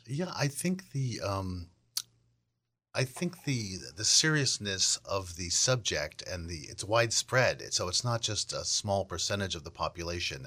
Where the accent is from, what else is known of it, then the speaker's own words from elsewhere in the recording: Weston, Massachusetts, United States; also born or lived in Milton; I was born in Milton, but we ended up living most of my life in Weston